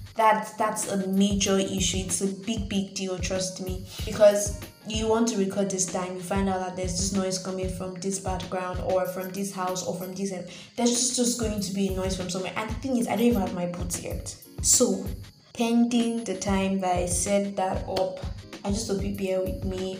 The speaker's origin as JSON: {"language": "English", "country": "Nigeria", "said": "I'm a Nigerian"}